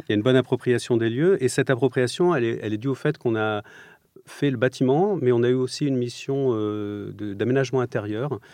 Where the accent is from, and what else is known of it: Provence-Alpes-Côte d'Azur, France; born or raised there; moved away; also born or lived in Strasbourg